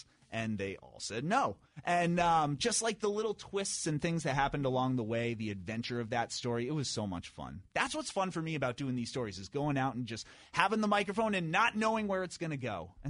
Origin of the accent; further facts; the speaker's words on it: Acton, Massachusetts, United States; I grew up right next door in Acton.